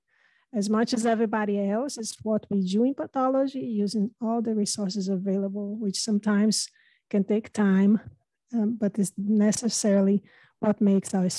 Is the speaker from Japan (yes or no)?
no; Brazil; English is a second language; now in United States; I have an accent. And as Dr. Rastogi mentioned, I'm not originally from America, I'm Brazilian.